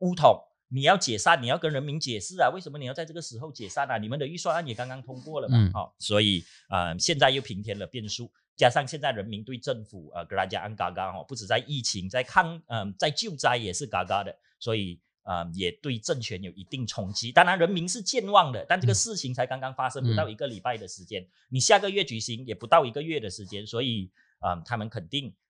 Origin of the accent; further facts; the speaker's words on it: Johor, Malaysia; 我本身是柔佛人，